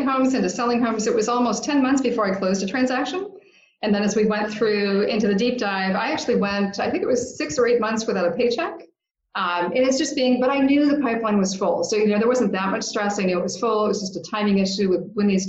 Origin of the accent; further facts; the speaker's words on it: Seattle, Washington, United States; I grew up in Seattle